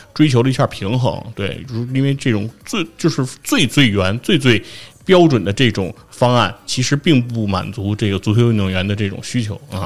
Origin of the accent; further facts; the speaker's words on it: China; 作为中国人